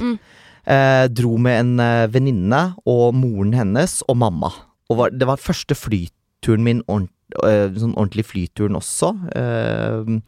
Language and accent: Norwegian; Meland, Vestland, Norway; Jeg vokste jo opp Uh, uh, utenfor Bergen, egentlig litt sånn landlig, en halvtime nord for Bergen. Uh, et sted som da heter eh, Meland